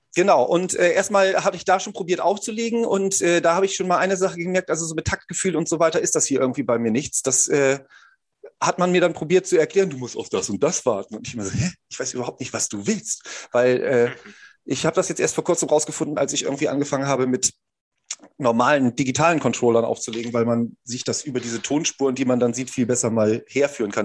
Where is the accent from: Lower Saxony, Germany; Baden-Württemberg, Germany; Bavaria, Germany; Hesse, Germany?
Lower Saxony, Germany; Fischerhude; wir haben ein Maifest bei uns in Fischerhude